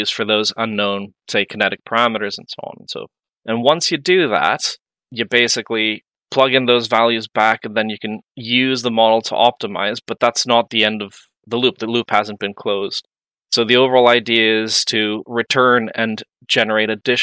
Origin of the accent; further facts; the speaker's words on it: Mexico; moved away as an adult; also born or lived in Santa Barbara, California, United States / London, United Kingdom; now in Dublin, Ireland; I am from Mexico